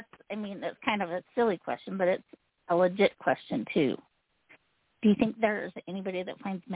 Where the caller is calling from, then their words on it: Utah, United States; I'm calling from Utah.